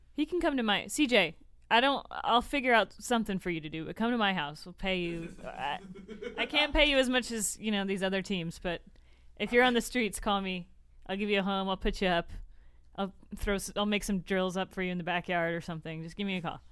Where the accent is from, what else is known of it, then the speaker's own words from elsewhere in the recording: Tampa, Florida, United States; moved away; the Bucks are actually my true home team. I'm from Tampa